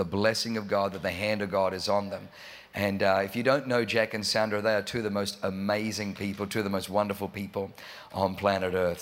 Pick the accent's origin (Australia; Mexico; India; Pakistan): Australia; accent: Australian; moved away as an adult; also born or lived in Germany; now in San Diego, United States; I was born in Germany, but I grew up in Australia.